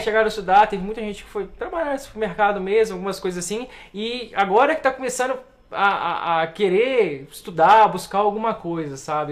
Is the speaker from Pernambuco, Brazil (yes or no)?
no; Juiz de Fora, Minas Gerais, Brazil; Nasci e criei em Juiz de Fora. Juiz de Fora, que é a minha cidade.